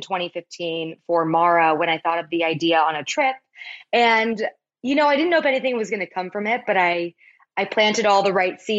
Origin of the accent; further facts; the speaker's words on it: Palos Verdes, California, United States; my hometown of Palos Verdes